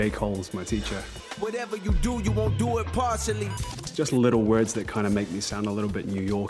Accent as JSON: {"language": "English", "country": "New Zealand", "said": "I'm from New Zealand."}